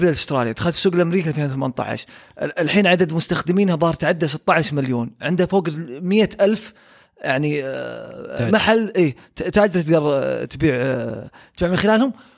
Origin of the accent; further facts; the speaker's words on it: Saudi Arabia; عندنا في السعوديه